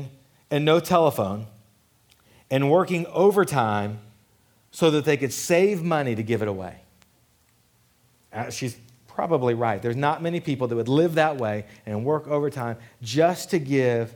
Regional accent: Killeen, Texas, United States; I grew up in Killeen. We say, "You get your hair did."

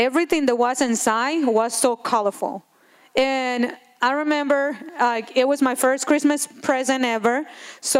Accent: Honduras; moved away; I'm original from Honduras.

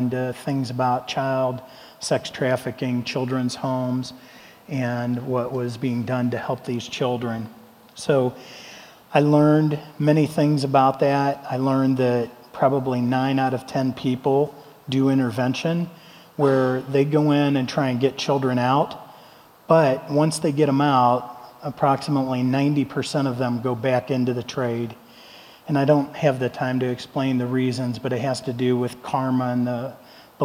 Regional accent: Ohio, United States; I'm from Ohio.

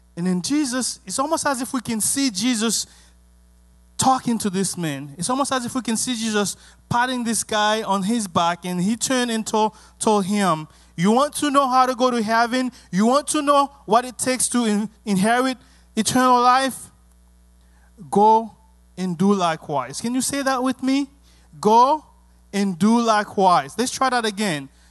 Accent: Haiti; English is a second language; moved away; also born or lived in Miami, United States; growing up in Haiti

